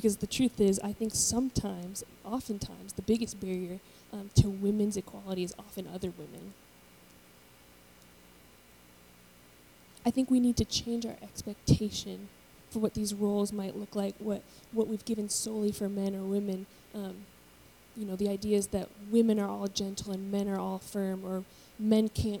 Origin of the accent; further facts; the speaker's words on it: United States; I was born in America